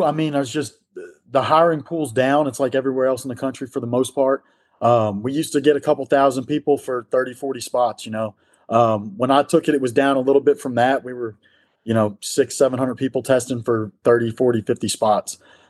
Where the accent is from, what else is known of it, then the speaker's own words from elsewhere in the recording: New York, United States; growing up outside of New York City, you want to work in a high-rise district.